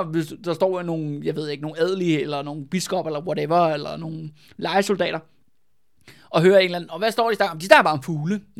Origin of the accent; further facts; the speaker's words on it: Copenhagen, Capital Region of Denmark, Denmark; Jeg, jeg er fra København, ikke?